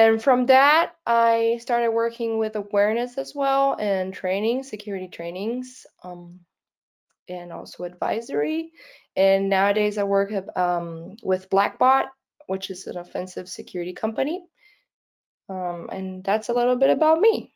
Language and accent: English; Brazil; English is a second language; I am not a natural born English speaker. It's not my first language. I'm from Brazil, actually. I live most of my time in Brazil